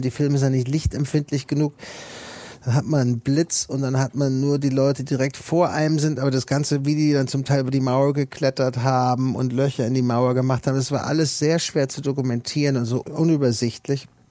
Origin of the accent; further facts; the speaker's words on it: Germany; moved away as an adult; now in United States; ich als Deutscher